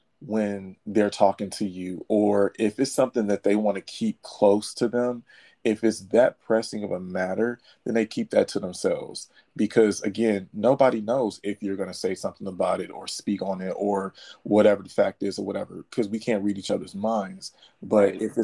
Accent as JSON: {"language": "English", "town": "Detroit", "region": "Michigan", "country": "United States", "said": "I'm from Detroit"}